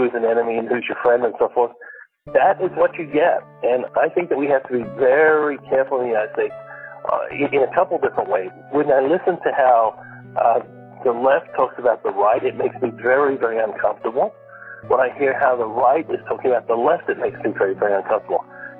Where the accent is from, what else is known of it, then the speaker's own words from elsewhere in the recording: Malaysia; I grew up in a Muslim country, Alan. I grew up in Malaysia. That's where my parents are missionaries there.